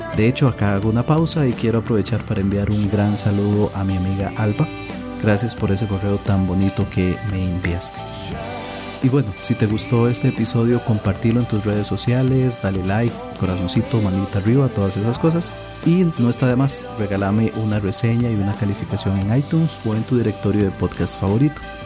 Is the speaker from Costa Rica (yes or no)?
yes; Costa Rica; acá en mi país, Costa Rica